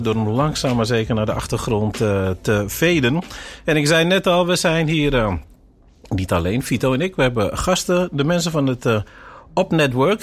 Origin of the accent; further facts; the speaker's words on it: Suriname; wij zijn ook Surinamers